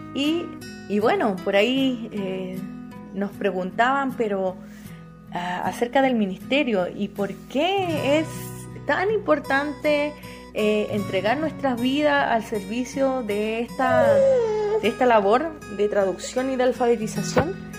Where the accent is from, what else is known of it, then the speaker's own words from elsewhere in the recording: Chile; first language Spanish; moved away as an adult; also born or lived in Equatorial Guinea; now in Costa Rica; yo soy chilena